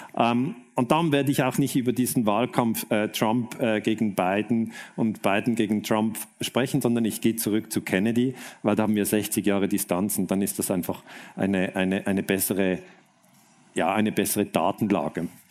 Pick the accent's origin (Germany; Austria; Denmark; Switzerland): Switzerland; ich komme aus der Schweiz